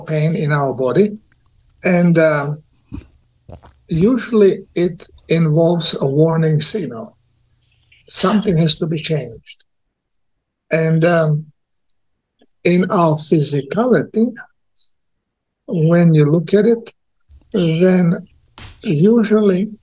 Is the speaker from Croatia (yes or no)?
yes; Croatia; also born or lived in Czech Republic; born in Czechoslovakia, Czech Republic, by Croatian parents. So as a young 7-year-old, I came back to Yugoslavia, to Croatia, and I consider myself more Croat than Czech